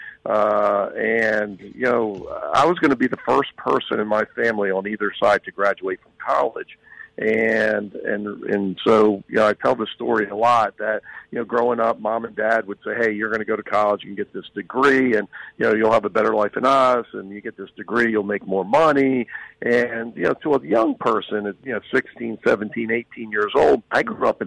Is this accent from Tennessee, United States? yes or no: no; South Florida, United States; growing up in South Florida, I was missing too much baseball in the fall